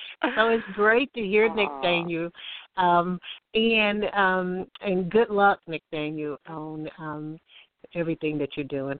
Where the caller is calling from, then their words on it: Alabama, United States; I'm calling from Alabama